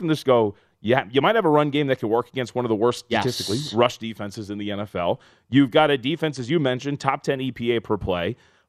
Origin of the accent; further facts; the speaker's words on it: Las Vegas, Nevada, United States; growing up in Las Vegas